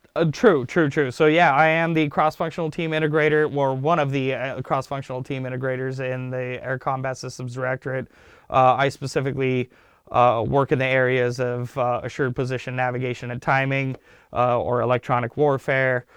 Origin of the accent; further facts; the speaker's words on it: Los Angeles, California, United States; English is a second language; also born or lived in Ankara, Turkey / Sacramento; I started off in, uh, in the, uh, San Fernando Valley in, uh, Los Angeles